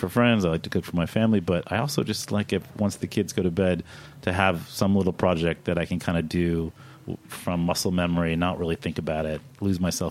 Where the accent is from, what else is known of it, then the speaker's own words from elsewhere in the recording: Kentucky, United States; moved away; I'm from Kentucky